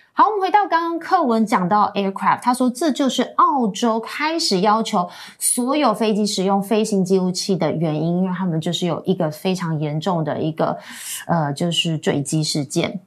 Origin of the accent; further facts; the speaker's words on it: Queensland, Australia; I grew up in Queensland